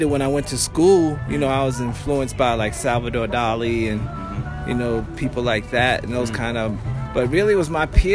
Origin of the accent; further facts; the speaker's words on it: New York City, New York, United States; moved away; I'm originally a New Yorker, right? Painted subways back in the 70s.